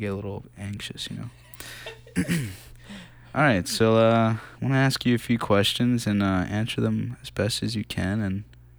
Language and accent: English; Philadelphia, Pennsylvania, United States; No, I'm actually from this area in West Philly. I grew up on 47th in Baltimore. Fun fact.